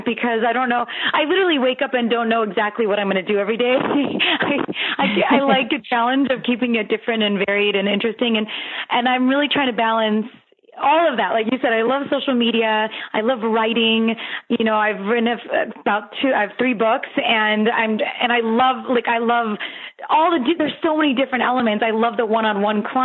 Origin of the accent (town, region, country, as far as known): Los Angeles, California, United States; born or raised there